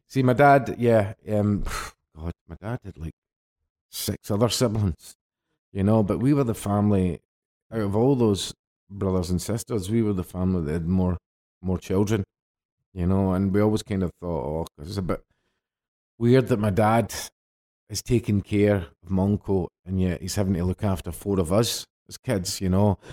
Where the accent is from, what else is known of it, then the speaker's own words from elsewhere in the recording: Glasgow, Scotland, United Kingdom; In between the Balance and Celtic Park. That's where I was sort of brought up